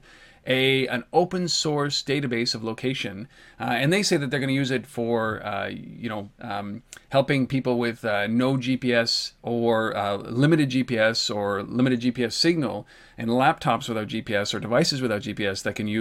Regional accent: Canada; I'm Canadian

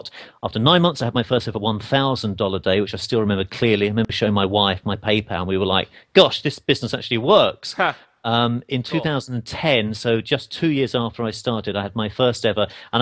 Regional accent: England, United Kingdom; now in United States; I'm an English guy. I live in America.

